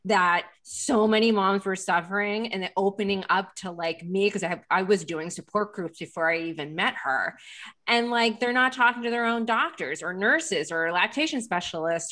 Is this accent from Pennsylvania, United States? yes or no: yes; Lancaster, Pennsylvania, United States; moved away; I'm from Lancaster, Pennsylvania